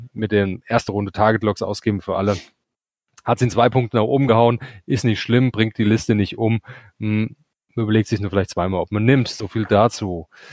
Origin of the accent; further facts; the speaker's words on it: Hesse, Germany; wir kommen aus Hesse